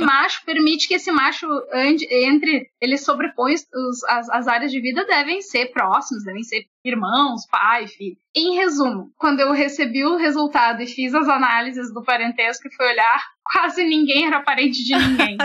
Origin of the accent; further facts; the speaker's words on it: Alegrete, Rio Grande do Sul, Brazil; Eu sou nativa ainda do Pampa, eu sou nasci no Alegrete, que é uma cidade assim bem no meio do Pampa